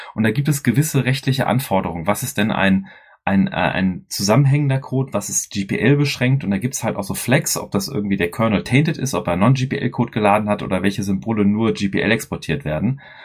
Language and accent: German; Dortmund, North Rhine-Westphalia, Germany; wir drei sind ja Ruhrpöttler, wir kommen ja alle aus dem Pott hier. Ähm, der Chris und ich aus Dortmund